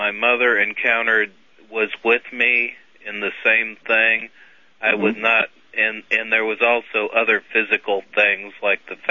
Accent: Albuquerque, New Mexico, United States; I was born in Albuquerque.

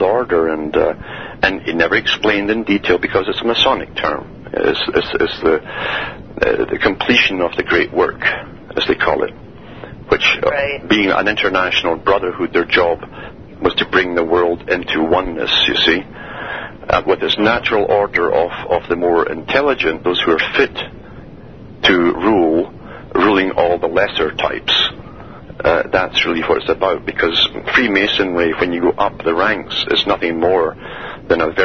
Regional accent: Canada

